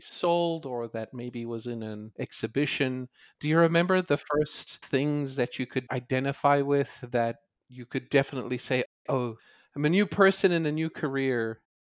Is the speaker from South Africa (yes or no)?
yes; South Africa; Growing up in South Africa